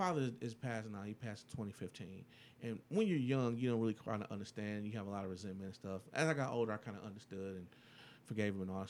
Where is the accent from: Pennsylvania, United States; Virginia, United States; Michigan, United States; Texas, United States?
Michigan, United States; Detroit